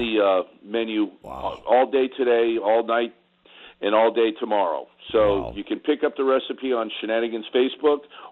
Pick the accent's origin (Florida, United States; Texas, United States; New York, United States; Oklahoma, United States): Florida, United States; South; I was raised down here in South Florida.